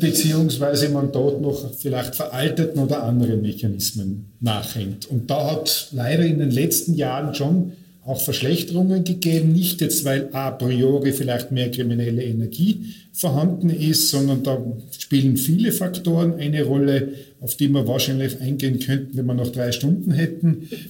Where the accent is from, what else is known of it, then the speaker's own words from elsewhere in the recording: Tyrol, Austria; moved away; ich komme ursprünglich aus Tirol, wenn man vielleicht noch einen Akzent hört